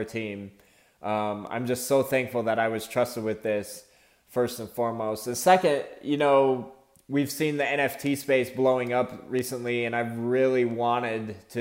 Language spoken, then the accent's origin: English; Phoenix, Arizona, United States; I'm an artist from Phoenix, Arizona.